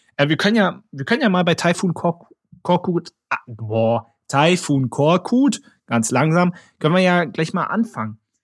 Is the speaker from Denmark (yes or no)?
no; Berlin, Germany; Ich bin ja Berliner